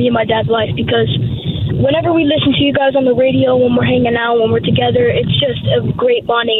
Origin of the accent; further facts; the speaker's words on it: Saddle Brook, New Jersey, United States; I am 11 years old. I'm from Saddlebrook, New Jersey